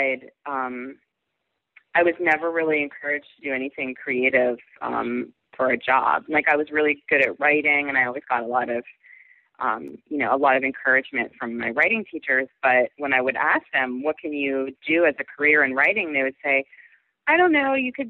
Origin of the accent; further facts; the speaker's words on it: outside of Pittsburgh, Western Pennsylvania, United States; I was outside of Pittsburgh in Western Pennsylvania in a pretty rural area.